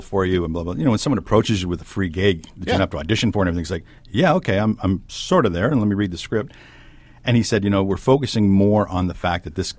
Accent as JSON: {"language": "English", "town": "Hamilton", "region": "Ontario", "country": "Canada", "tie": "born or raised there", "said": "I grew up in Hamilton"}